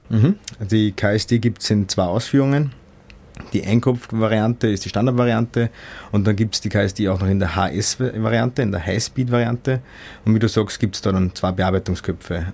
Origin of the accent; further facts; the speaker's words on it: Austria; als Österreicher